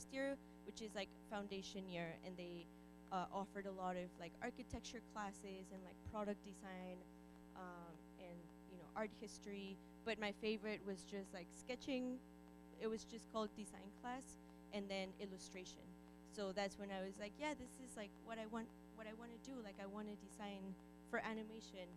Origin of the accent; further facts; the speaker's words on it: Guanajuato, Mexico; moved away; I was born and raised in Mexico.